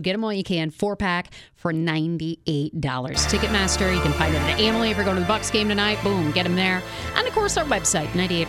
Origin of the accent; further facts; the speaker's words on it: Joliet, Illinois, United States; we're both from Joliet, Illinois.